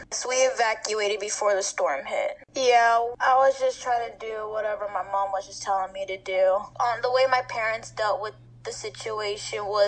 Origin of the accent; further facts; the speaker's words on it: Houston, Texas, United States; moved away; also born or lived in Galveston, Texas; I'm originally from Houston, Texas. And the reason why we moved to Galveston was because my dad got a better job opportunity there.